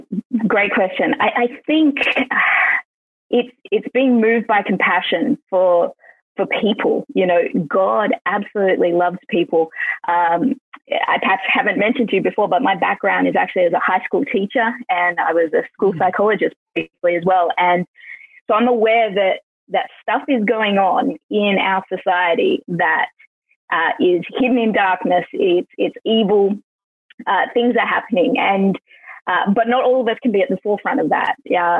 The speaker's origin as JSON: {"language": "English", "town": "Melbourne", "region": "Victoria", "country": "Australia", "tie": "born there", "also_born_or_lived": "Queensland / Western Australia / Sydney", "said": "I was born in Melbourne, which I think most people have heard of, but I'm actually a pastor's kid. So we lived in the outback in Queensland. We lived in the far west, Western Australia. I've lived in Sydney."}